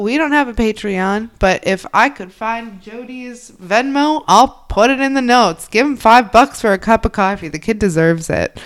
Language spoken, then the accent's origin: English; Midwest, United States; now in New England, United States; I'm from the Midwest